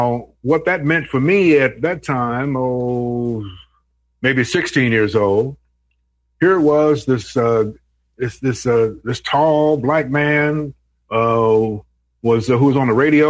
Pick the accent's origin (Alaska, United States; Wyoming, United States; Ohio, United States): Ohio, United States; Cincinnati; growing up in Cincinnati, WCIN was really a legendary station